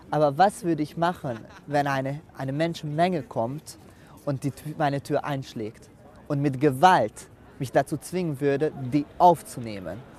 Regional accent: Hungary; klar als Ungar. Ich bin stolz auf Ungarn

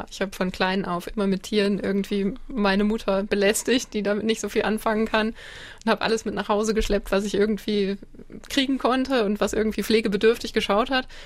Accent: Schleswig-Holstein, Germany; Ähm, ich komme ja nun aus Schleswig-Holstein, das bringt mit sich, dass meine Verwandten ziemlich weit weg sind

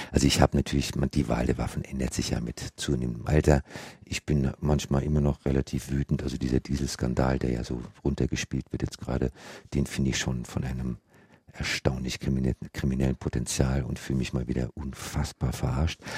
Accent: Germany; wir als Deutsche

